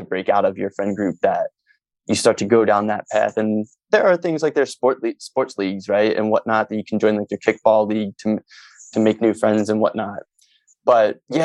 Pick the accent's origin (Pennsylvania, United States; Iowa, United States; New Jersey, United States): Pennsylvania, United States; Philadelphia; in Philly, where I'm from